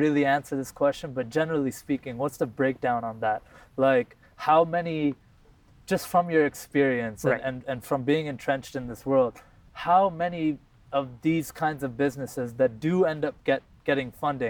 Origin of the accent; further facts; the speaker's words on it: Ottawa, Ontario, Canada; growing up in Ottawa